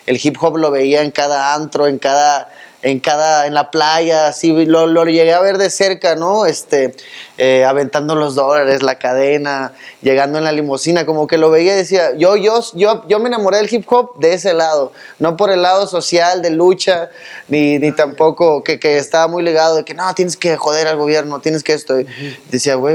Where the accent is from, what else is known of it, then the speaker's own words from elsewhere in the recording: Cabo San Lucas, Baja California Sur, Mexico; No, soy de los Cabos.